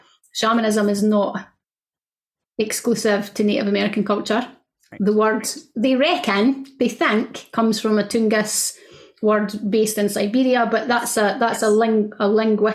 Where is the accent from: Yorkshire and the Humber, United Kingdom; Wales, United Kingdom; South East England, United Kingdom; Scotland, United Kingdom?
Scotland, United Kingdom; I'm Scottish